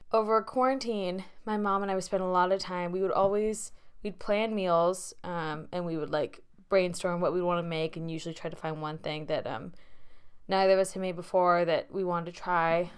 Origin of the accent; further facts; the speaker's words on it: Bay Area, California, United States; moved away as an adult; now in Boston, United States; as someone who has grown up in the Bay Area for most of her life